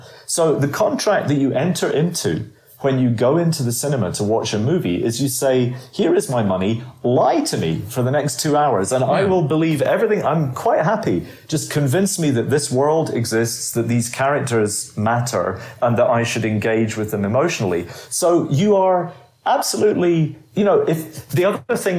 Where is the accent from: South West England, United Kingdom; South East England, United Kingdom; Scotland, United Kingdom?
Scotland, United Kingdom; Edinburgh; accent: Edinburgh; moved away as an adult; also born or lived in London / Glasgow; growing up in Edinburgh